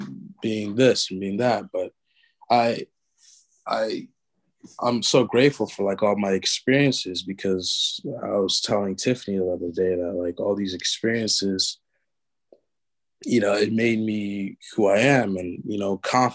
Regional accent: Los Angeles, California, United States; I grew up in South Central

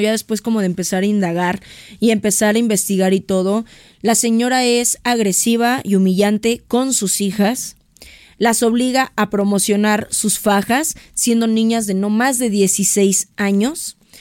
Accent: Mexico; como mexicanos

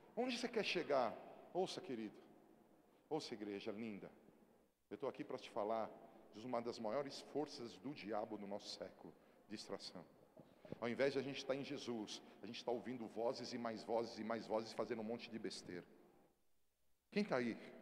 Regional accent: Brazil; eu sou brasileiro até a tampa

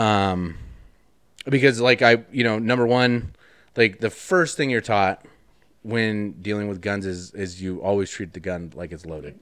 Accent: Wyoming, United States; I grew up in Wyoming, so Like, we had guns, I had guns as a kid

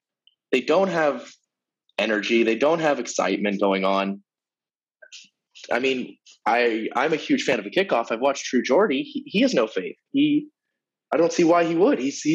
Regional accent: United States; as an American

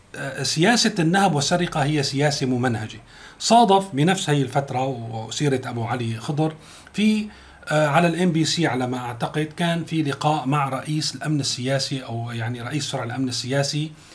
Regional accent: Syria; عندنا في سوريا

